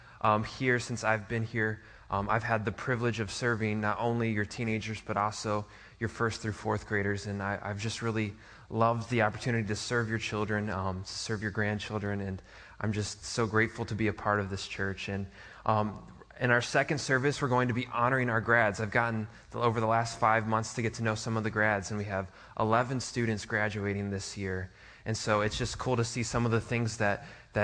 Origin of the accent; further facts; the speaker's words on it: Niagara Falls, New York, United States; moved away; my hometown in Niagara Falls